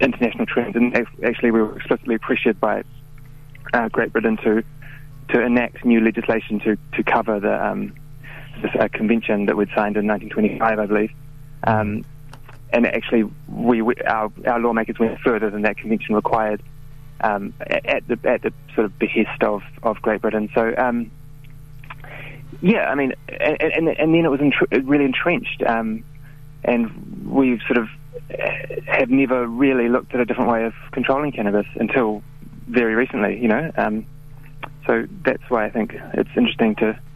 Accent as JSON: {"language": "English", "country": "New Zealand", "said": "as a New Zealander"}